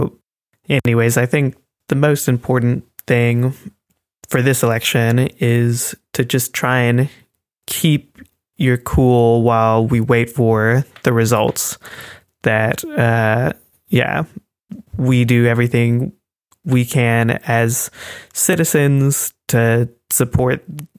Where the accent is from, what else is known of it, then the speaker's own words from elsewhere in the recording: United States; now in Germany; basically feeling like you have to defend yourself whenever you're introducing yourself as an American, because people here are very politically minded.